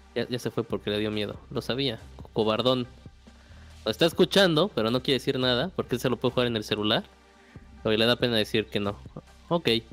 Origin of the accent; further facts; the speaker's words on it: Mexico; somos mexicanos